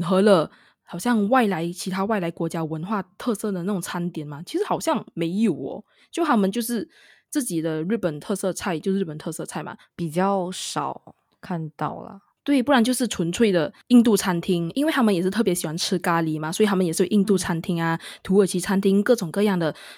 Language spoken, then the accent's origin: Chinese; Malaysia; 我们是马来西亚人